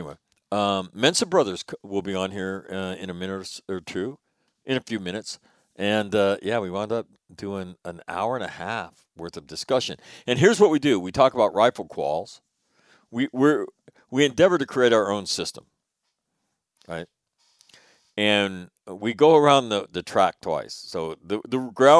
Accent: California, United States; my home state of California

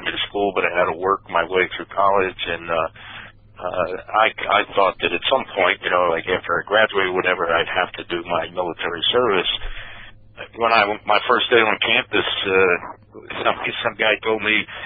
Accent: Philadelphia, Pennsylvania, United States; I grew up in Philadelphia

